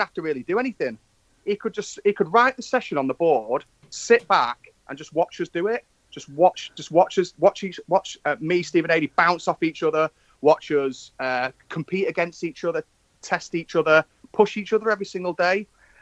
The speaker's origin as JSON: {"language": "English", "town": "Manchester", "region": "North West England", "country": "United Kingdom", "tie": "born or raised there", "also_born_or_lived": "Stockport", "said": "in my hometown"}